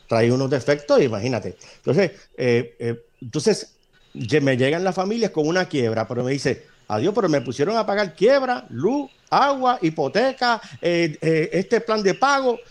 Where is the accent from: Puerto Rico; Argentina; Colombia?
Puerto Rico